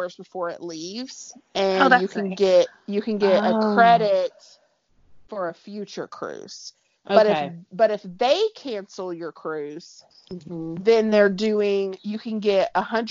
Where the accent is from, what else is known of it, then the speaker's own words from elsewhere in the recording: Alabama, United States; moved away; I'm originally from Alabama